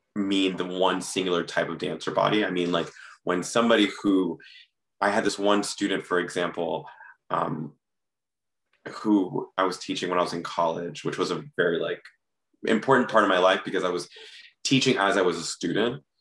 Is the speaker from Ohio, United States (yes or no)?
no; Miami, Florida, United States; moved away; I grew up in Miami.